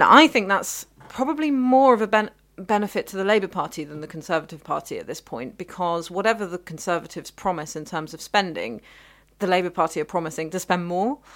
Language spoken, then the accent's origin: English; London, United Kingdom; I was born in London.